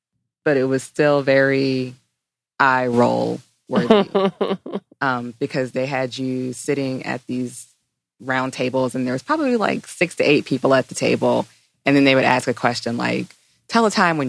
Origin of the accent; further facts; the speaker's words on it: North Carolina, United States; I'm black. I'm from North Carolina.